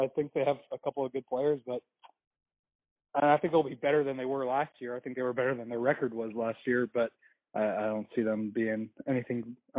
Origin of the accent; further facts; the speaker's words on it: Tampa, Florida, United States; originally from Tampa, Florida